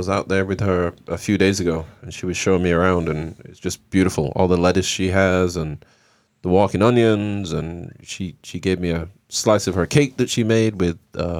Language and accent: English; England, United Kingdom; Well, I'm English. My parents are Jamaican.